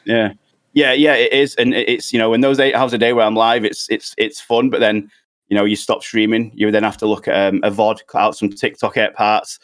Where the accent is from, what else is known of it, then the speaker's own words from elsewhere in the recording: United Kingdom; us uh, United Kingdom guys